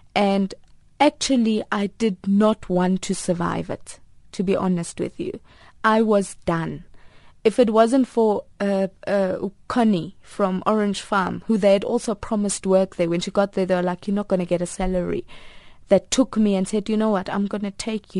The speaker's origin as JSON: {"language": "English", "town": "Pretoria", "region": "Gauteng", "country": "South Africa", "tie": "born or raised there", "also_born_or_lived": "Potchefstroom", "said": "I was actually adopted at 10 months, and I was adopted by a family in Pretoria"}